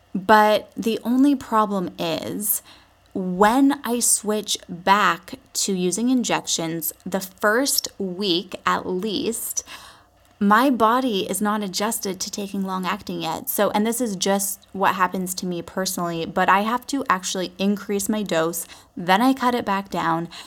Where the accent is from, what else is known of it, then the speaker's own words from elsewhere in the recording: Vancouver Island, British Columbia, Canada; moved away as an adult; also born or lived in Los Angeles; I was born and raised on Vancouver Island, British Columbia, Canada.